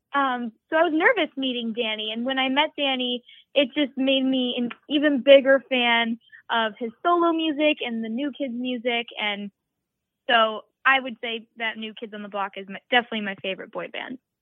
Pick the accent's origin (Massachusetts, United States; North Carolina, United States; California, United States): Massachusetts, United States; growing up in Massachusetts, I was bullied growing up